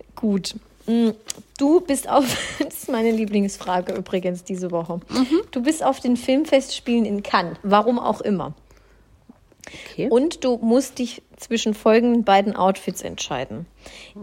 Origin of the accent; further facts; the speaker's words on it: Swabia, Baden-Württemberg, Germany; Ich komme ja aus dem Schwabenland